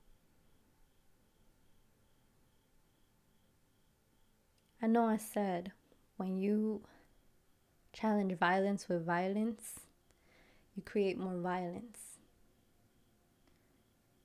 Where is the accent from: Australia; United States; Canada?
United States; Passaic, New Jersey; I grew up in Passaic, right? Passaic, New Jersey.